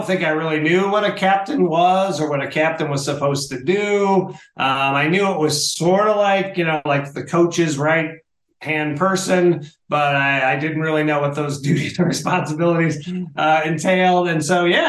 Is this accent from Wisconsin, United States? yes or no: no; Michigan, United States; moved away as an adult; now in Denver, United States; I grew up in Michigan, the great state of Michigan